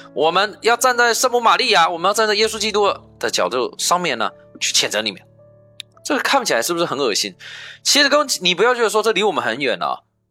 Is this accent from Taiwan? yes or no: no; China; 我们亚洲，我们中国人也有去盖铁路啊